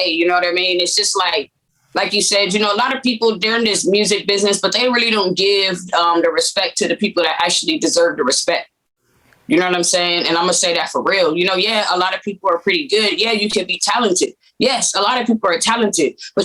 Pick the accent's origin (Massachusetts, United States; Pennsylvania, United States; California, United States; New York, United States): California, United States; Compton; moved away as an adult; also born or lived in Texas; now in San Antonio, United States; originally I come from Compton, California.